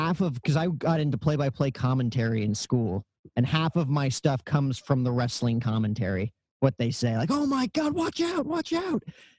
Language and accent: English; Morris County, New Jersey, United States; now in Scottsdale, United States; I grew up in Jersey, like, what was it, Morris County, like right outside Manhattan. And nice. Then I moved to Scottsdale, Arizona, because it's so much more warm out here, and I can't take the winters this time of year.